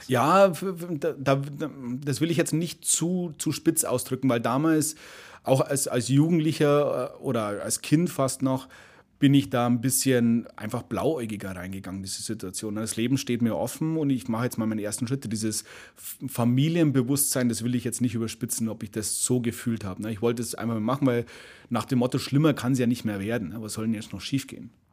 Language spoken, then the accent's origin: German; Munich, Bavaria, Germany; München, bin Münchner.